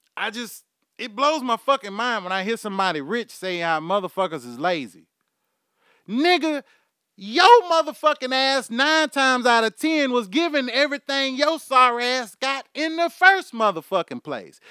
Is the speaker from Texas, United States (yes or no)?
yes; Houston, Texas, United States; I'm from Houston, Texas. My accent is fucking horrible.